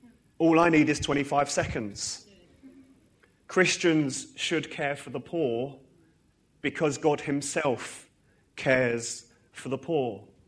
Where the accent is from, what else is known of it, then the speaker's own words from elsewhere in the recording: Harlow, East of England, United Kingdom; now in Northern Ireland, United Kingdom; I'm from Harlow originally. I was actually dedicated in this church when it was the old building. And I, you know, grew up in Sunday school here. And for the last 7 years, I've lived in Northern Ireland.